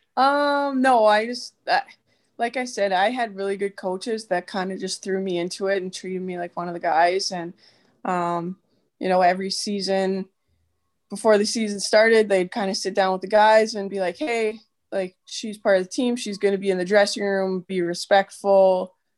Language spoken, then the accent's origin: English; Edmonton, Alberta, Canada; moved away as an adult; now in Ohio, United States; born and raised in Edmonton, Alberta, um, but now married to an American boy, and, uh, we live in Ohio